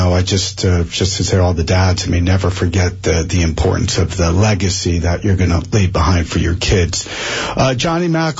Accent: Springfield, New Jersey, United States; I grew up in Springfield

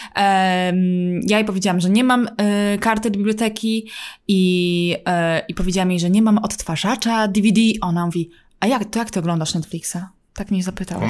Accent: Poland; now in United States; jestem z Polski

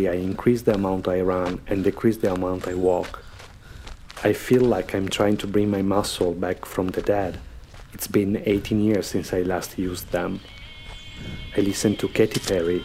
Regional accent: Verona, Veneto, Italy; now in Rome, Italy; Verona, my hometown

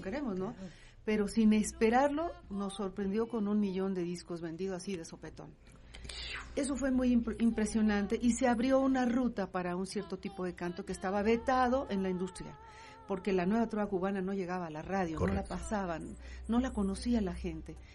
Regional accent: Guadalajara, Jalisco, Mexico; yo soy jalisquilla, yo nací en Guadalajara y toda mi familia paterna vive en Guadalajara actualmente

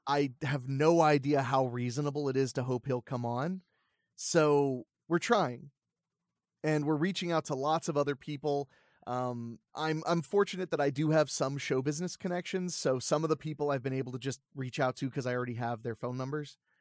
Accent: Ohio, United States; I grew up in Ohio

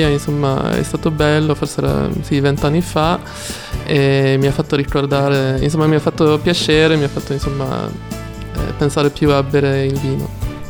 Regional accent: Sweden; Italian is a second language; moved away as an adult; now in Florence, Italy; essendo svedese

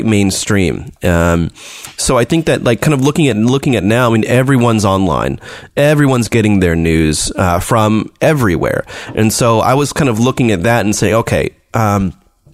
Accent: United States; now in China; I'm an American

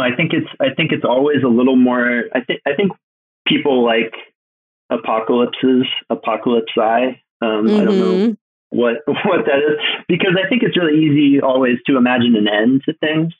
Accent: Alaska, United States; I'm from Alaska

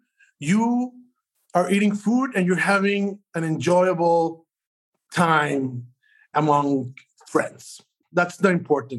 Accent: Monterrey, Nuevo León, Mexico; moved away; Me, I'm from Monterrey, Mexico, which is maybe 100 miles from the Texas border. And actually, my mom was born and raised in a border town in Reynosa, which borders McAllen, Texas.

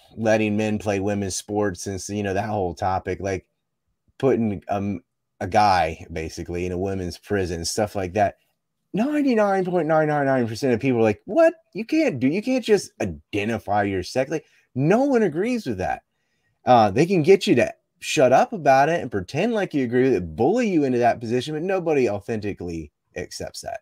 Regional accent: Cape Hatteras, North Carolina, United States; I'm from Cape Hatteras and there was a yellow ribbon around our lighthouse

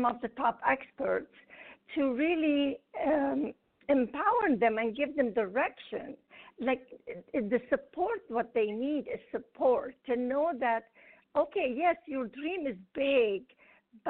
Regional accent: Lebanon; English is a second language; moved away as an adult; now in United States; I grew up in Lebanon

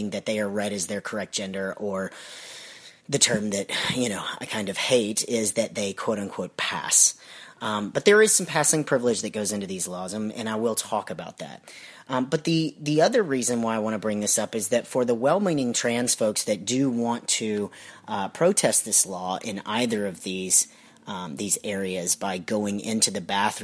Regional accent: Alabama, United States; now in Georgia, United States; I'm originally from Alabama

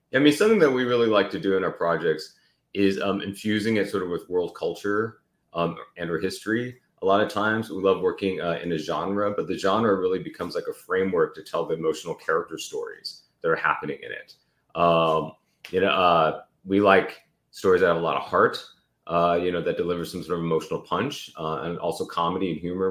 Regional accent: Davis, California, United States; I grew up in Northern California in a small university town called Davis.

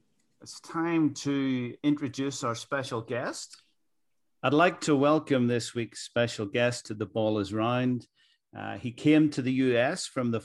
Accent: Donaghadee, Northern Ireland, United Kingdom; moved away; Donaghadee being my hometown.

